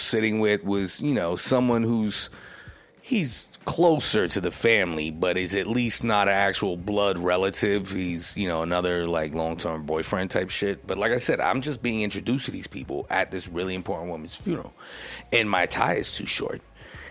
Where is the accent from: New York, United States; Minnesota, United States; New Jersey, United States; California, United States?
New Jersey, United States; Essex County; moved away; I'm from Essex County